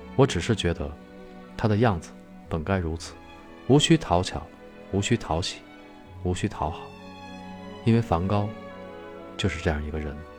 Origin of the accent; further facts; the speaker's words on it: China; 我是一个中国人